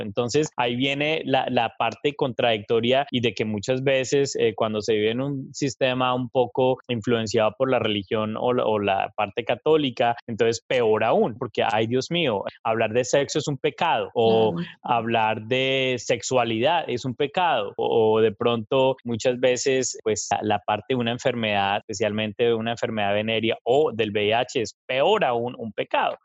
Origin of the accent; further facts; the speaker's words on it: Colombia; moved away as an adult; now in United States; soy de Colombia. Tengo más de 15 años de vivir en Estados Unidos.